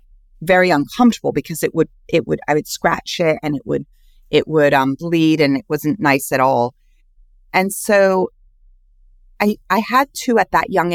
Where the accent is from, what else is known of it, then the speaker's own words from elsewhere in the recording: Switzerland; born there; And so I was born in Switzerland on a biodynamic farm, which is like organics, but at this next level.